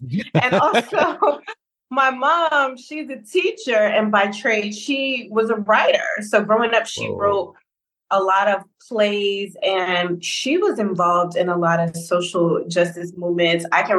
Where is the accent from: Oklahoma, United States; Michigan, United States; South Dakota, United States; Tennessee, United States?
Tennessee, United States; Memphis; also born or lived in New Orleans, Louisiana; So I was born and raised in Memphis, Tennessee, right? But I also spent a significant amount of time in New Orleans because I have familial roots there and I also have collegiate roots there. Okay. I am the daughter of a Baptist pastor